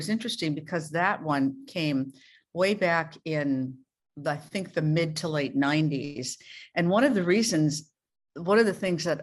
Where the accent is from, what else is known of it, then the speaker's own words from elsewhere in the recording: Canby, Minnesota, United States; moved away as an adult; now in New York City, United States; I'm from a little tiny town in rural Minnesota called Canby, C-I-N-B-Y